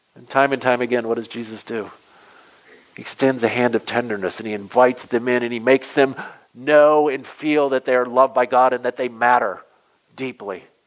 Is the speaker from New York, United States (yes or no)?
no; southwestern Michigan, United States; also born or lived in Massachusetts; I grew up in southwestern Michigan